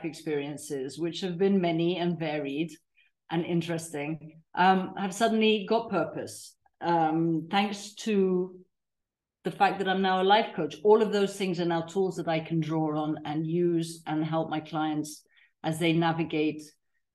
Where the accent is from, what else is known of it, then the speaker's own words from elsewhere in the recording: Tanzania; moved away as an adult; also born or lived in Africa; now in Mallorca, Spain; I was raised in Tanzania, third generation Tanzanian.